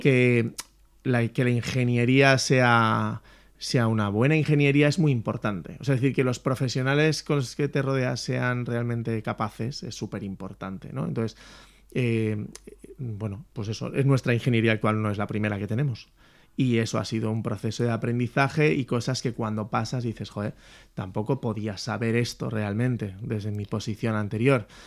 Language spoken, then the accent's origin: Spanish; Valencia, Valencian Community, Spain; Yo, yo soy de Valencia